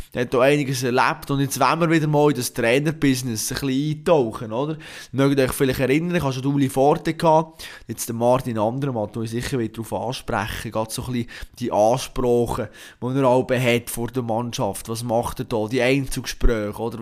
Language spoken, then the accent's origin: German; Switzerland; als Schweizer